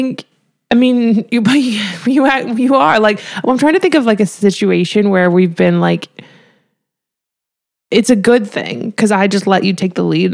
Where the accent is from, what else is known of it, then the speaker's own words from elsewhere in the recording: Colorado, United States; moved away; I am from Colorado, which is kind of westerny